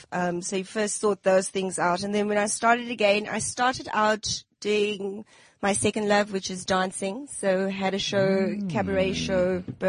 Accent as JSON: {"language": "English", "town": "Johannesburg", "region": "Gauteng", "country": "South Africa", "tie": "born or raised there", "said": "I come from El Dorado Park. Very proud of my heritage. Sure. I mean, it's everything, mixed bags, what you get there. So I grew up there. My mom's from Durban. My dad's from Joburg. We lived here all our lives."}